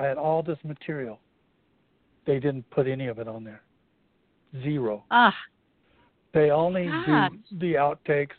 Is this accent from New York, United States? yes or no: no; New Mexico, United States; I grew up in New Mexico